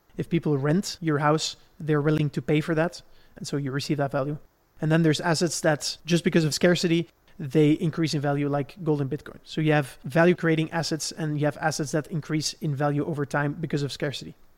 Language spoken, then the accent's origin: English; Belgium; Where I grew up in Belgium